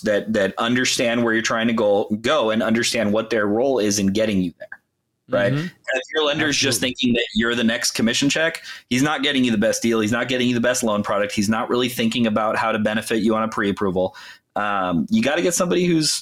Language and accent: English; Los Angeles, California, United States; also born or lived in Berkeley; I grew up in LA County, and then obviously went to college. I shared at Berkeley, and then moved back home. But yeah, been a California kid my whole life